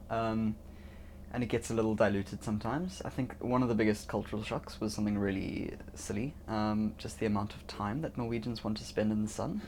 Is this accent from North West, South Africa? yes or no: no; Cape Town, Western Cape, South Africa; I'm from South Africa, uh, Cape Town specifically